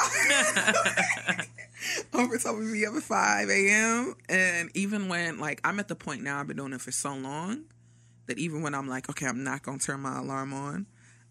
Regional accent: Nigeria; I'm Nigerian

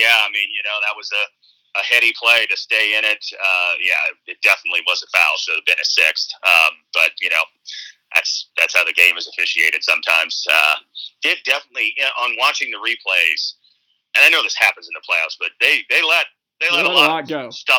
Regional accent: Phoenix, Arizona, United States; So, yes, congrats to the city of Milwaukee, and no sympathy for my hometown.

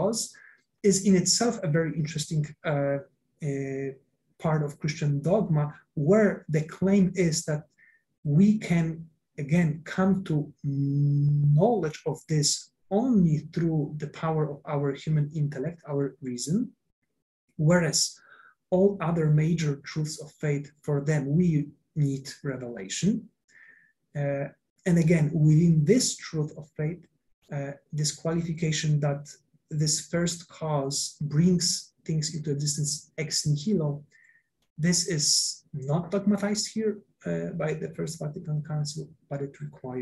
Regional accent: Poland; I come from Poland

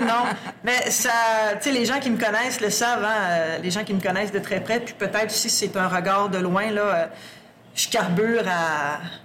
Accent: Sherbrooke, Quebec, Canada; moved away as an adult; also born or lived in Bas-Saint-Laurent / Lac-Saint-Jean; now in Abitibi-Témiscamingue, Canada; Je suis native de Sherbrooke native de Sherbrooke

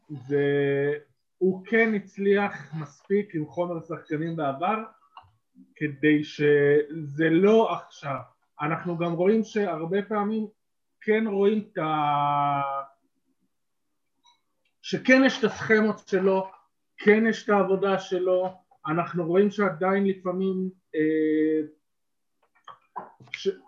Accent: Eilat, Southern District, Israel; גדלתי באילת, השונית תלמידים.

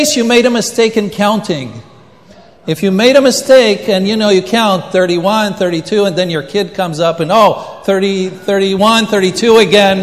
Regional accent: Israel; moved away; I was born in Israel and I speak Hebrew

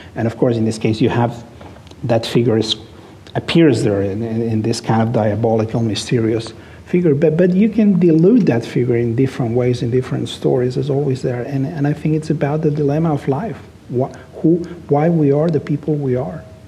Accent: Barcelona, Catalonia, Spain; English is a second language; moved away as an adult; now in Los Angeles, United States; I was born in Barcelona, I was raised there, I lived there most of my life.

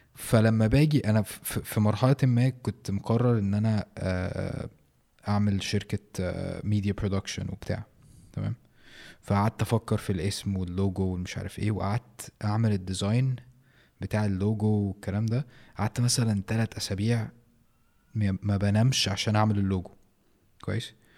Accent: Egypt; في مصر

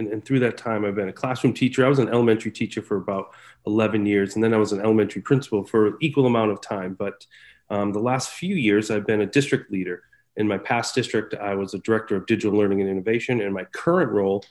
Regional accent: Massachusetts, United States; also born or lived in Pittsfield, Massachusetts / Springfield, Massachusetts / Boston, Massachusetts; I am from Massachusetts, and I work in Leicester, Massachusetts

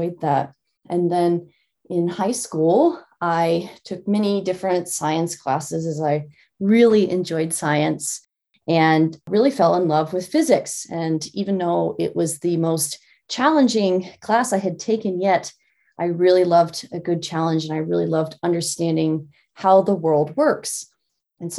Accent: Lincoln, Nebraska, United States; I grew up in Lincoln, Nebraska, which is in the middle of the United States

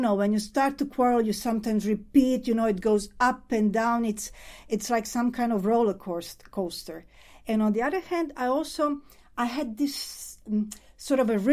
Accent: Croatia; I'm coming from Croatia

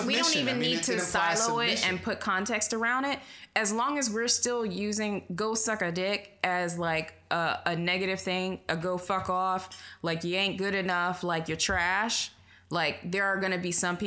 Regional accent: the South, United States; I'm from the South

